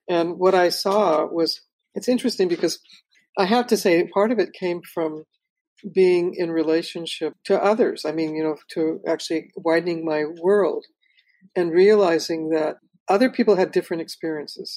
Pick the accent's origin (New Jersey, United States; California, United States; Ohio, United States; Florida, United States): California, United States; Los Angeles; also born or lived in Watts; I was born in Watson and I grew up in Pacoima